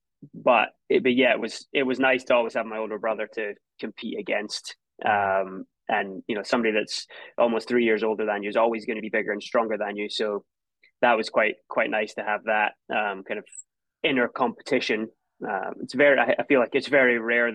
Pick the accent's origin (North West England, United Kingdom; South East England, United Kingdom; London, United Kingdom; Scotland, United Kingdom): Scotland, United Kingdom; a small town outside Edinburgh; moved away as an adult; also born or lived in Tulsa, Oklahoma; Grew up in a small town not too far outside of Edinburgh